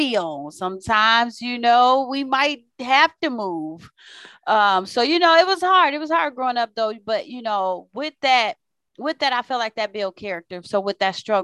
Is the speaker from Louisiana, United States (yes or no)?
no; Waukegan, Illinois, United States; actually from the suburbs of Chicago. So where I live is called Waukegan.